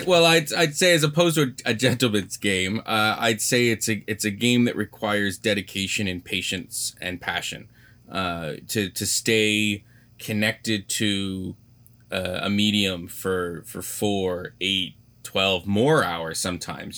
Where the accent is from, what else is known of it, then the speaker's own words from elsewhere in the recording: Canada; as a Canadian